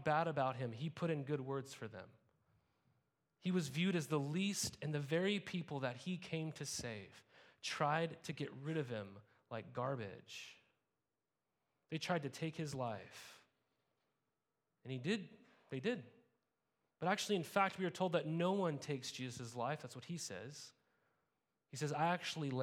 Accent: Montana, United States; moved away as an adult; also born or lived in California; I grew up in Montana

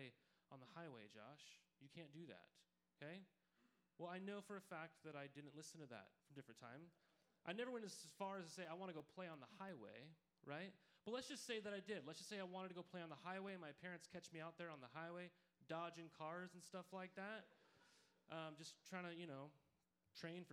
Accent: Montana, United States; growing up in Montana was a place you could play in just like it was heaven any season of the year

